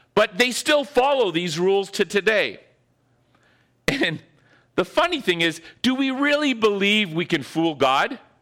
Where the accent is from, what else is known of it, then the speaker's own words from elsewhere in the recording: Northern Ontario, Canada; that I grew up with in Northern Ontario